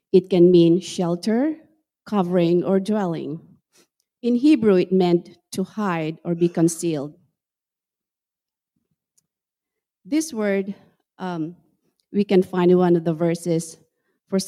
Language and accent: English; Central Luzon, Philippines; moved away as an adult; also born or lived in Washington, United States / Estherville, Iowa, United States; now in United States; I grew up in the Philippines, and I was raised in a town near Subic Bay.